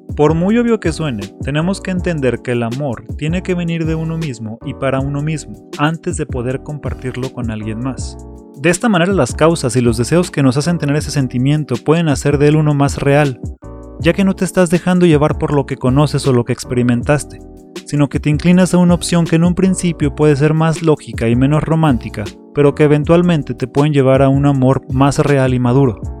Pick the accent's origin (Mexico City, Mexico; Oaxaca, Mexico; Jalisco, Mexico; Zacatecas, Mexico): Mexico City, Mexico; a pesar de no tener nada característico de la Ciudad de México, soy un chilango.